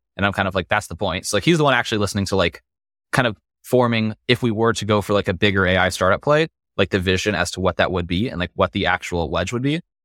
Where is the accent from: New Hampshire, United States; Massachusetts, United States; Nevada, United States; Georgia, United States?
Nevada, United States; Las Vegas; growing up in Vegas